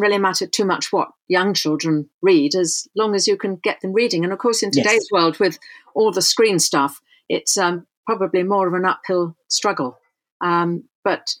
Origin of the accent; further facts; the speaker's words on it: London, United Kingdom; I grew up in London was very white.